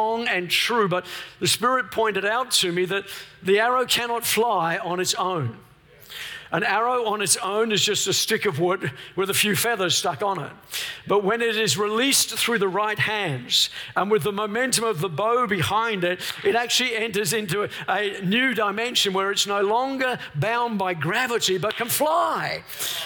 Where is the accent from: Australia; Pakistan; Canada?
Australia; Melbourne, Victoria; We're from Melbourne, the lockdown capital of the world